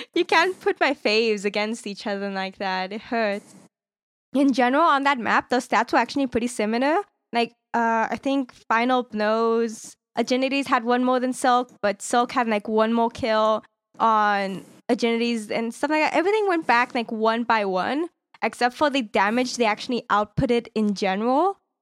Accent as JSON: {"language": "English", "region": "California", "country": "United States", "said": "I'm from California"}